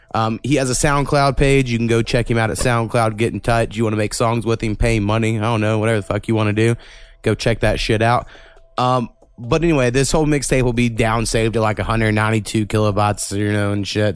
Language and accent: English; Oklahoma, United States; we're from Oklahoma we can't fucking read half the time